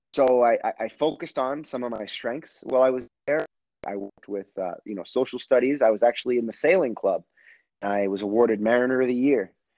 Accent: Gloucester, Massachusetts, United States; I'm originally from Gloucester, Massachusetts

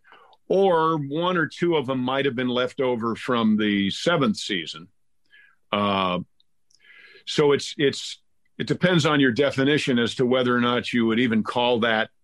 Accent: Mount Kisco, New York, United States; I'm from Mount Kisco, New York

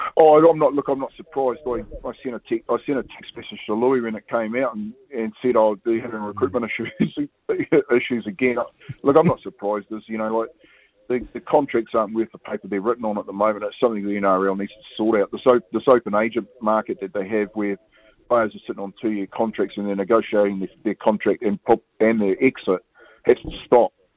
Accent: Kaikohe, Northland, New Zealand; we're from the same hometown. We're both from Kaikoui, up north, and both Maori.

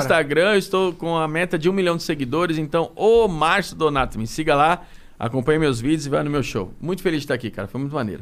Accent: Brazil; eu sou do Brasilzão, cara. Eu sou daqui

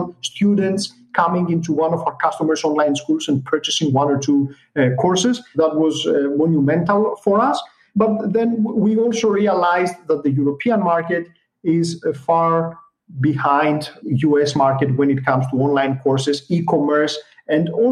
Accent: Greece; we're coming from Greece

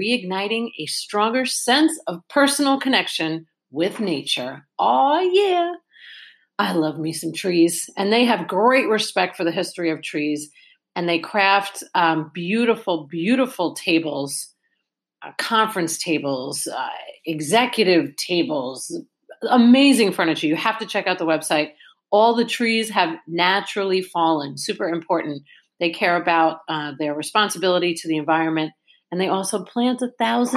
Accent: New York, United States; moved away as an adult; now in Largo, United States; I grew up in New York.

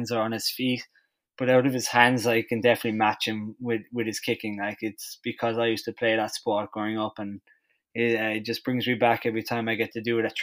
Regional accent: Ireland; now in Detroit, United States; I'm the Irish

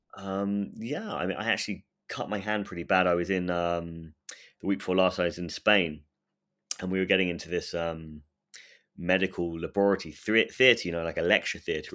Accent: England, United Kingdom; I'm English

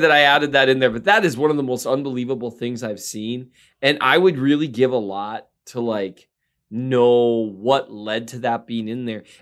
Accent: Minnesota, United States; I'm from Minnesota.

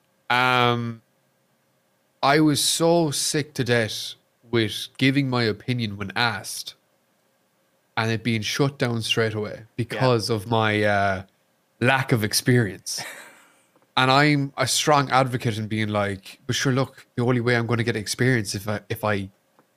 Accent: Ireland; also born or lived in Kentucky, United States; I'm Irish

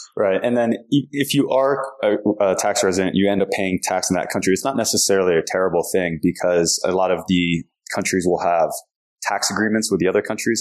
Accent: United States; I was an American

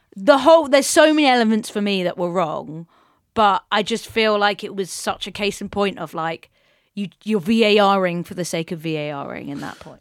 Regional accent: England, United Kingdom; we as English, uh, football nerds

